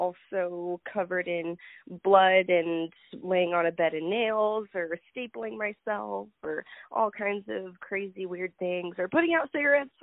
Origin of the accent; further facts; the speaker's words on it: Phoenix, Arizona, United States; is my hometown in Phoenix, Arizona